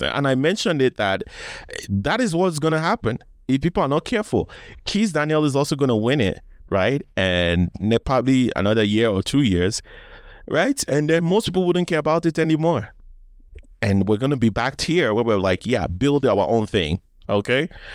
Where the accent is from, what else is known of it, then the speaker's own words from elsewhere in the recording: Nigeria; I'm Nigerian